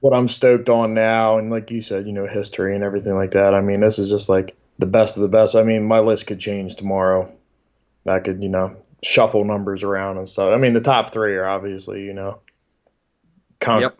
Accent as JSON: {"language": "English", "region": "Delaware", "country": "United States", "said": "I'm from Delaware"}